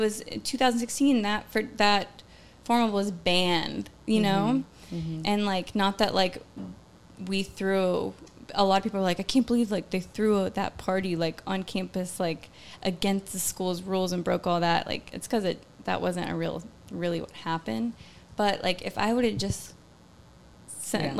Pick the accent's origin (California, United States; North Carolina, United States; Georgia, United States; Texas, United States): Georgia, United States; growing up in Georgia